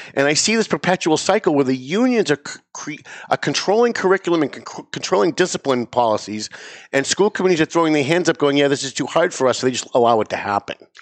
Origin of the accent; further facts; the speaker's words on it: North Andover, Massachusetts, United States; It's Lawrence, it's Andover, it's North Andover, my hometown